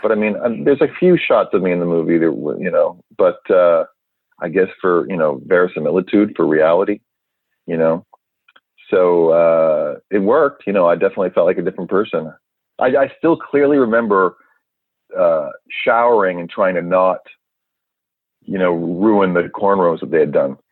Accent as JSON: {"language": "English", "town": "Vancouver", "region": "British Columbia", "country": "Canada", "tie": "born or raised there", "said": "born in Vancouver, Canada, and uh, I'd wanted to be an actor since I was a young kid"}